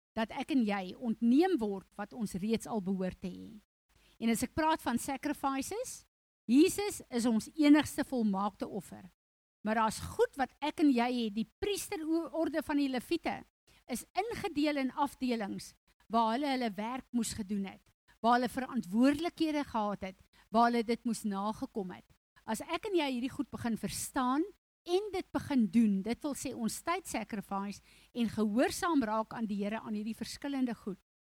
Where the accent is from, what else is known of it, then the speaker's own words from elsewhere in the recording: South Africa; first language Afrikaans; Ek is 'n Afrikaner Ek is trots daarop. Dis vir my lekker. My taal is vir my lekker